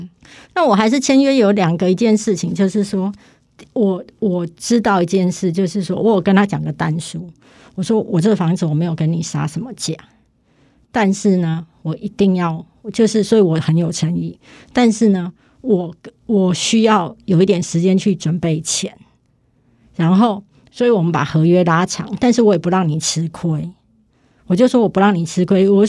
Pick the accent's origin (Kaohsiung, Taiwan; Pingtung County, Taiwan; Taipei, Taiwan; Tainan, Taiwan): Kaohsiung, Taiwan; 我是高雄人嘛，那其实我买的房子就是我目前在台北房子两间，高雄一间嘛